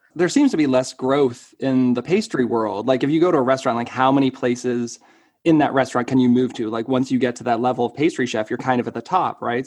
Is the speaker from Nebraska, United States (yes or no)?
no; Marlborough, Massachusetts, United States; I'm from Marlborough, which is, you know, like an hour